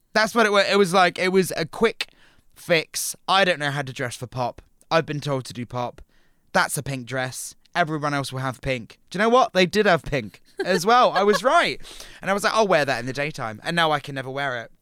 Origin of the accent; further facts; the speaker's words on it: Portsmouth, South East England, United Kingdom; moved away; also born or lived in Brighton; I moved from Portsmouth to Brighton